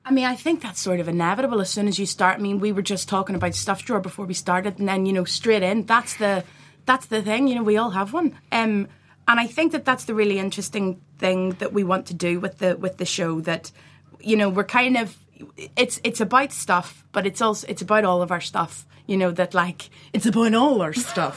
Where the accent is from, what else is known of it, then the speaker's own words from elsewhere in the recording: Belfast, Northern Ireland, United Kingdom; we're from Belfast